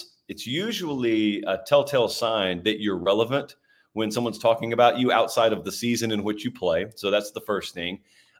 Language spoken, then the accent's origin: English; Deep South, United States; I'm from the Deep South. So I grew up being taught to despise Notre Dame.